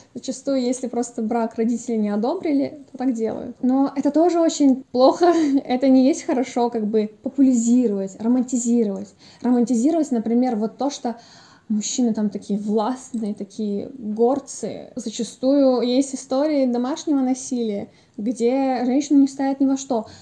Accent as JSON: {"language": "Russian", "region": "Dagestan", "country": "Russia", "said": "Я из Дагестана"}